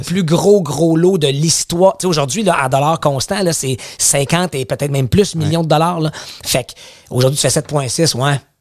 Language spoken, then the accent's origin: French; Outaouais, Quebec, Canada; j'ai grandi en Outaouais